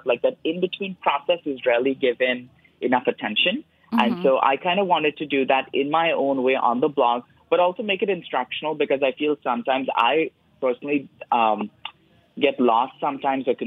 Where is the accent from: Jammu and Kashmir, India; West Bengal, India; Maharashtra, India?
Maharashtra, India; Mumbai; born or raised there; moved away